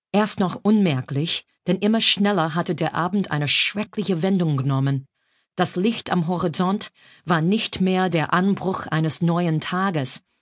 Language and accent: German; Brockton, Massachusetts, United States; also born or lived in New York; now in Berlin, Germany; Ich komme aus Brockton, Massachusetts, einem Vorort von Boston